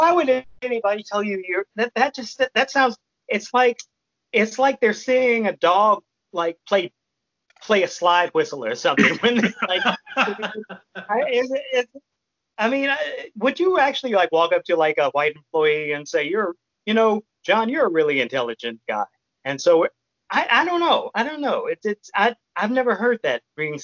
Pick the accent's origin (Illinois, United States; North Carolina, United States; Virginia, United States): Illinois, United States; Chicago; now in Austin, United States; I grew up in Chicago